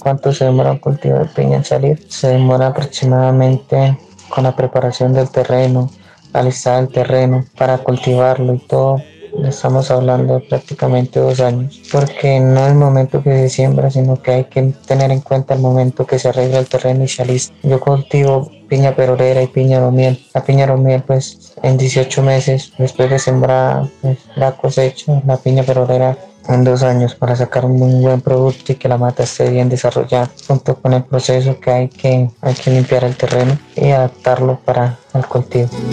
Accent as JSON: {"language": "Spanish", "area": "vereda de Seferino", "region": "Santander", "country": "Colombia", "tie": "born or raised there", "also_born_or_lived": "Bucaramanga", "said": "nací en Bucaramanga pero siempre he vivido en el campo, en la vereda de Seferino. Me crió mi nona junto con mi mamá y mis tíos"}